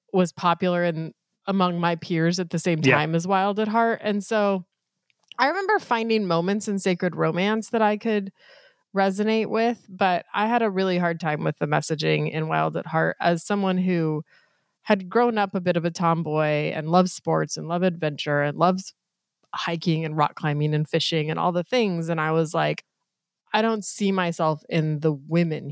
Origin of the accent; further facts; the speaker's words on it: Colorado, United States; I grew up in Colorado and was going to college in Colorado